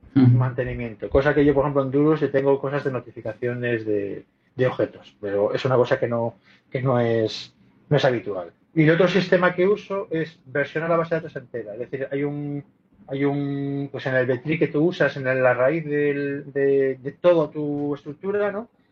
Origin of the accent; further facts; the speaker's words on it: Spain; soy un tío español